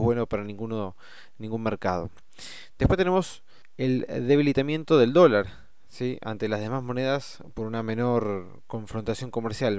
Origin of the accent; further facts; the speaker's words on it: Argentina; nosotros tenemos como moneda los pesos argentinos